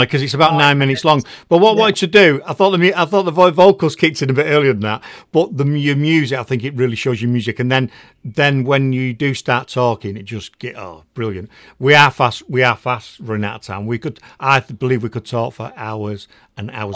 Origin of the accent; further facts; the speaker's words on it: England, United Kingdom; also born or lived in Netherlands; I'm English.